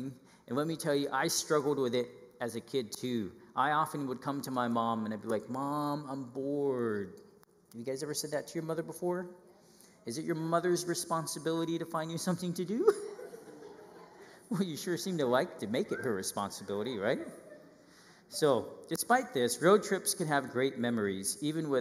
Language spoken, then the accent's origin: English; Northern California, United States; I grew up in Northern California